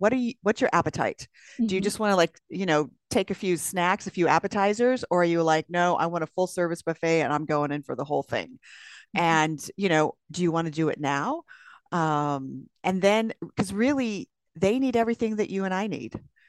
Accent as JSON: {"language": "English", "region": "California", "country": "United States", "said": "I'm from California."}